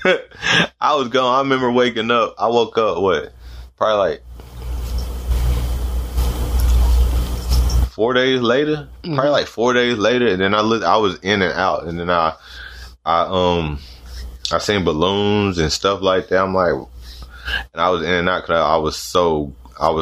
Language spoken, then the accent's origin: English; North Carolina, United States; I'm from North Carolina